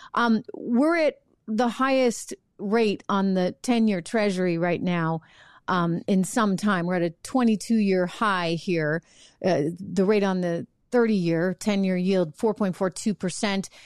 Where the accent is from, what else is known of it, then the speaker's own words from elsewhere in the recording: New Hampshire, United States; I'm out to dinner in my hometown in New Hampshire